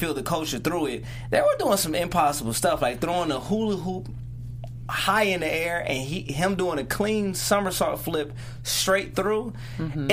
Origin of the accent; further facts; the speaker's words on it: Detroit, Michigan, United States; I am from Detroit, Michigan